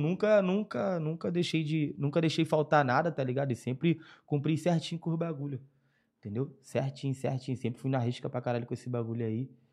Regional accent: Rio de Janeiro, Brazil; eu sou cria de Madureira, né? Zona Norte da RJ, cria.

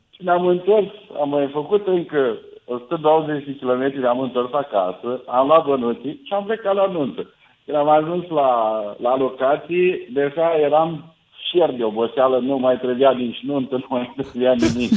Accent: Moldavia, Romania; sunt din Moldova

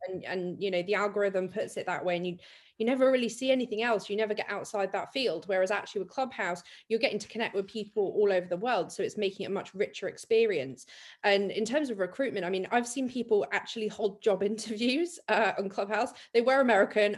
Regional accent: Dorset, South West England, United Kingdom; I'm from Dorset

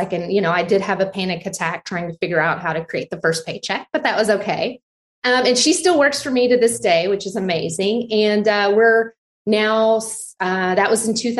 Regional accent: Abilene, Texas, United States; now in Austin, United States; I grew up in Abilene, Texas. I'm like a fifth generation Texan.

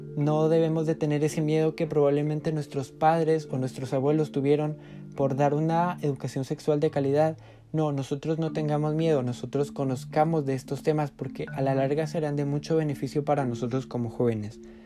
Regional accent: Huehuetenango, Guatemala; Como guatemaltecos

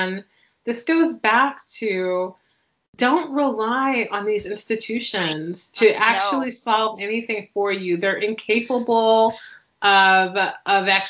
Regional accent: New York, United States; also born or lived in Chicago / Seattle / Miami; now in Pacific Northwest, United States; I was born and raised in New York and lived in Seattle and Miami

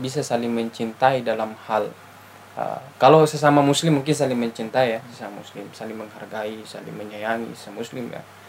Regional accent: Bugis Makassar, South Sulawesi, Indonesia; now in Bandung, Indonesia; kita orang Bugis Makassar

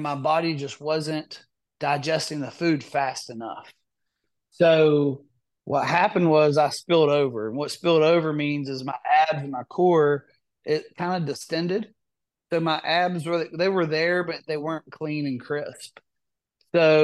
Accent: West Virginia, United States; I'm from West Virginia

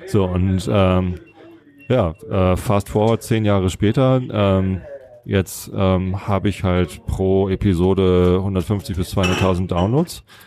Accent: Wistedt, Lower Saxony, Germany; also born or lived in Buchholz in der Nordheide; meine Jugend habe ich ja in Buchholz verbracht. Also ich bin in Wistedt aufgewachsen

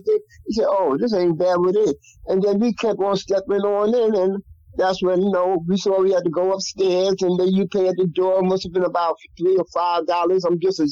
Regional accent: New York City, New York, United States; I grew up in Colonial Projects

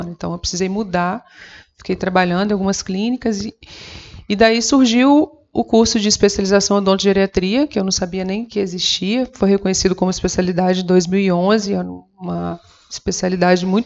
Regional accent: Rio de Janeiro, Brazil; Como eu sou do interior do Rio, e é um dos fatores que a gente que pesou muito na minha decisão

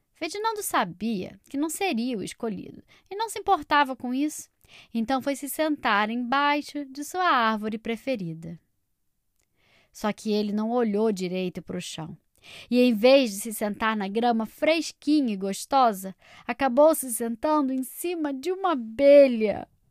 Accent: Rio de Janeiro, Brazil; moved away; direto da minha terra natal, Rio de Janeiro

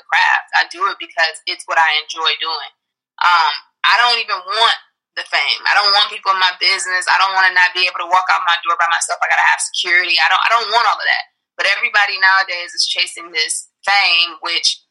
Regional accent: Detroit, Michigan, United States; now in Los Angeles, United States; me being from Detroit

